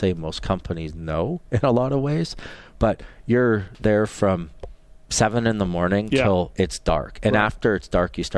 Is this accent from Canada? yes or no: yes; Canada; growing up in Canada watching races